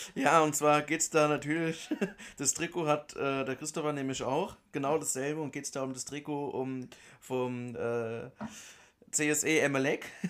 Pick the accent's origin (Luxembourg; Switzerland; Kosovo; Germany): Germany; bei uns in Deutschland